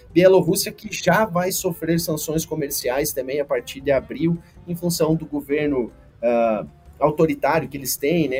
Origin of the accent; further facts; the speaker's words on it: Xanxerê, Santa Catarina, Brazil; moved away as an adult; now in Goiás, Brazil; trabalho aqui em Goiás há cerca de 11 anos, sou catarinense de Xanxerê